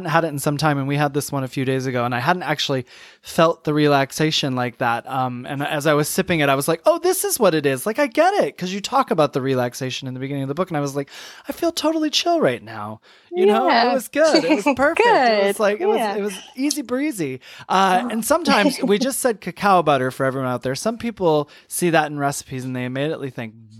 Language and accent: English; Michigan, United States; also born or lived in New York; now in Atlanta, United States; I'm from Michigan originally. I lived in New York the last 20 years. Now we're in Atlanta